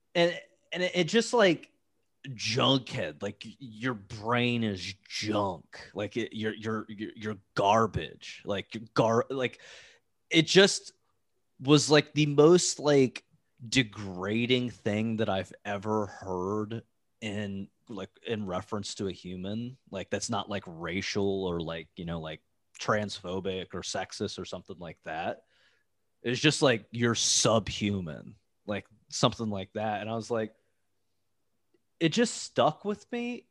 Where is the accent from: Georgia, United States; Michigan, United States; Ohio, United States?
Ohio, United States; now in Cincinnati, United States; I grew up in Ohio where, like, um, the small town that I lived in was, like, super close to this hippie town